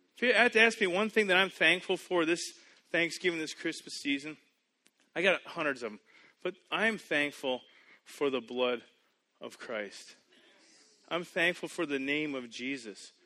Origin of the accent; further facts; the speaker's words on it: Canada; moved away as an adult; also born or lived in United States; I grew up in Canada. I went to school in the U.S. I now live here.